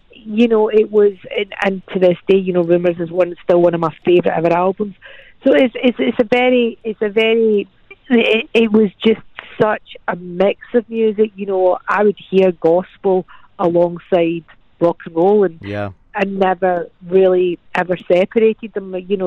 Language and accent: English; Scotland, United Kingdom; I'm Scottish